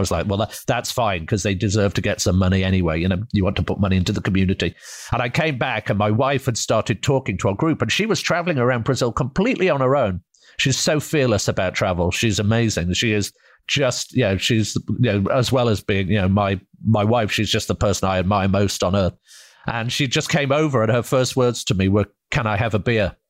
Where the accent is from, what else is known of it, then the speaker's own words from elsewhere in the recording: United Kingdom; moved away as an adult; now in United States; I'm from Britain